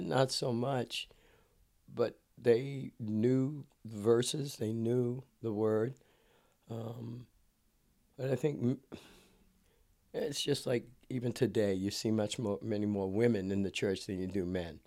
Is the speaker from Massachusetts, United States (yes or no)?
yes; Cambridge, Massachusetts, United States; moved away as an adult; now in California, United States; coming out of Cambridge, it, it, it, called the University City, the Republic of Cambridge